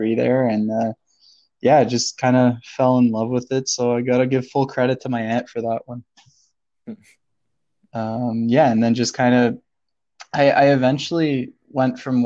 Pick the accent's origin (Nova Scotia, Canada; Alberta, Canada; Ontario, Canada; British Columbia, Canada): Ontario, Canada; Toronto; I'm from Toronto originally